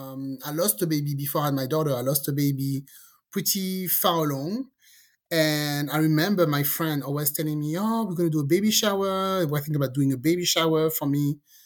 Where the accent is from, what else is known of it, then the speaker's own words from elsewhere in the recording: France; also born or lived in Caribbean; now in United States; I'm from France.